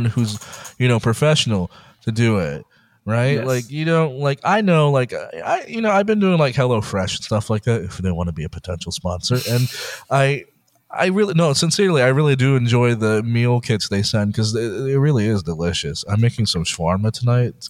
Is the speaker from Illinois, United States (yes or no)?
no; Texas, United States; moved away; I'm from Texas originally